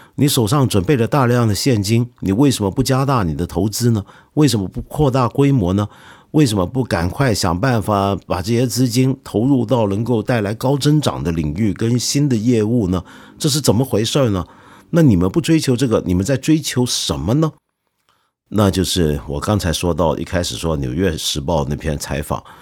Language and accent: Chinese; China; 我们中国人人人都会打乒乓球